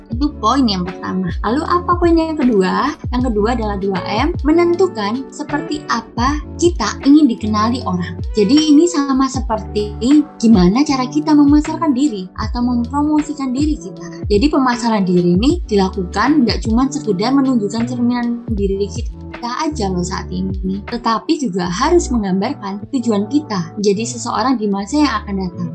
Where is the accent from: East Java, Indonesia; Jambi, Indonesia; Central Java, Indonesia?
East Java, Indonesia; Sidoarjo; Aku berasal dari Sidoarjo, Jawa Timur